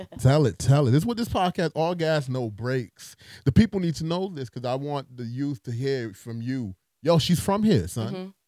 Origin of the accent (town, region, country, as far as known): New York City, New York, United States; born or raised there